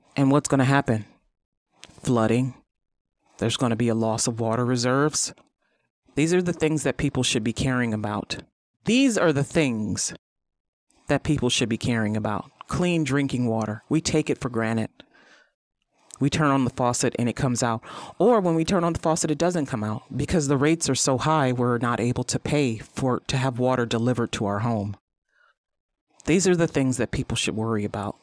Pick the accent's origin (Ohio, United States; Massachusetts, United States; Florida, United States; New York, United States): Ohio, United States; East Cleveland; I grew up in East Cleveland